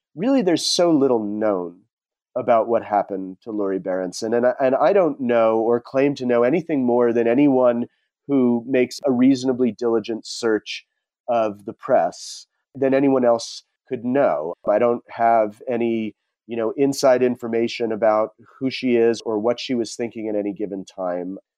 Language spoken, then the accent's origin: English; New Jersey, United States; moved away as an adult; also born or lived in Rhode Island / California / Peru / Bay Area; I grew up on the East Coast. I grew up in New Jersey in a fairly tony suburb of New York